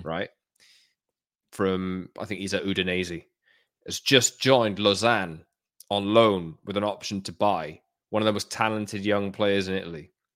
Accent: Wales, United Kingdom; as a Welshman

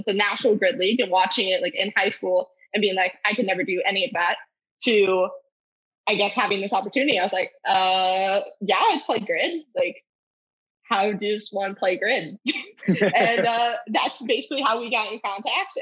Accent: Richmond, Virginia, United States; moved away as an adult; now in Florida, United States; I'm originally from Richmond, Virginia

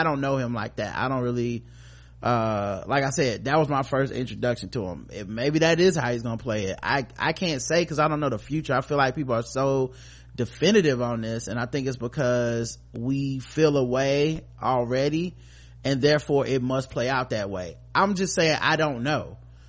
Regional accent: Arkansas, United States; I'm 27 years old. I grew up in Arkansas, and my parents sacrificed a lot to put me and my siblings in private, mostly white Christian school.

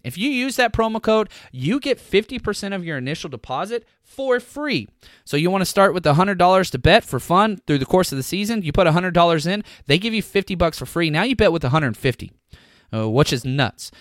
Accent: Dallas, Texas, United States; I'm from Dallas

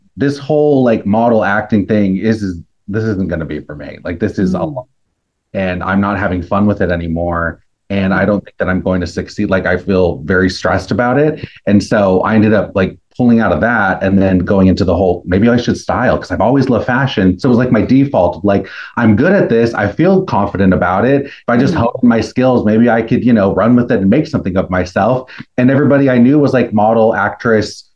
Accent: Los Angeles, California, United States; also born or lived in Orange County; I grew up in Los Angeles and Orange County, but I've been in LA pretty much my whole life

